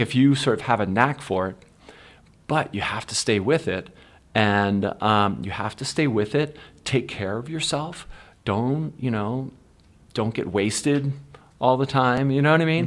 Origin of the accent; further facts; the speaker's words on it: Philadelphia, Pennsylvania, United States; also born or lived in Warminster, Pennsylvania; growing up in Philly